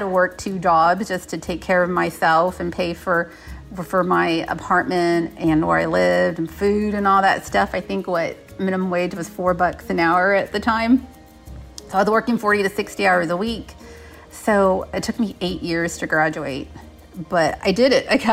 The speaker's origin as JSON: {"language": "English", "town": "San Antonio", "region": "Texas", "country": "United States", "tie": "born or raised there", "said": "I grew up in San Antonio, Texas, on the southwest side of town."}